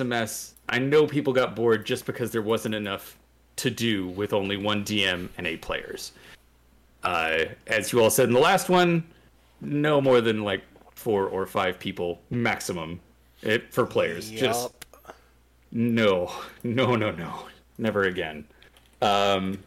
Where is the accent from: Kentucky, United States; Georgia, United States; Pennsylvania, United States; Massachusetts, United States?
Kentucky, United States; Louisville; my hometown of Louisville, Kentucky